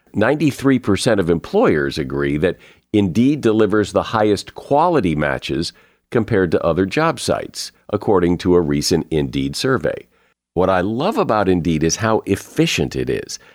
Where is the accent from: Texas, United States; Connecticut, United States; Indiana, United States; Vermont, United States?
Connecticut, United States; I grew up in the Northeast in Connecticut